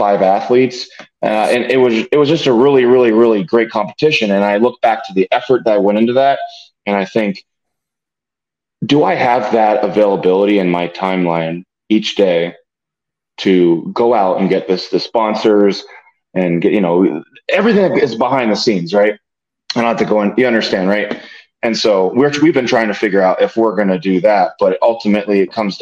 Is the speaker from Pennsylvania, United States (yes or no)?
yes; Bloomsburg, Pennsylvania, United States; I'm from Bloomsburg